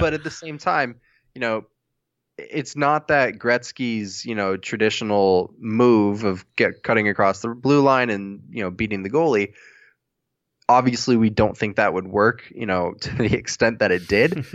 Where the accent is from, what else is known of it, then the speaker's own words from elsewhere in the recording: United States; As an American